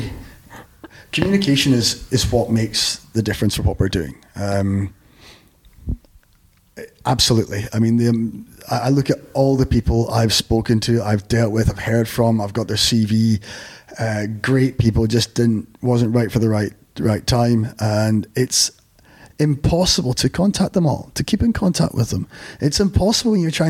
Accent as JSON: {"language": "English", "region": "Scotland", "country": "United Kingdom", "accent": "Scottish", "said": "It sounds like, you know, what, Scottish"}